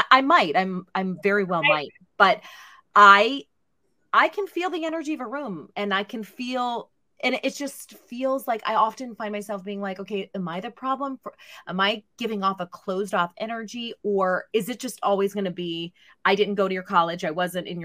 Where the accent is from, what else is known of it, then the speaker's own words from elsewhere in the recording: Pittsburgh, Pennsylvania, United States; moved away as an adult; also born or lived in New York; I'm from Pittsburgh